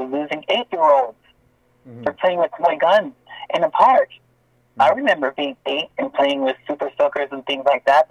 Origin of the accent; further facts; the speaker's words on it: Bermuda; now in Toronto, Canada; I'm from Bermuda. I wasn't born in Canada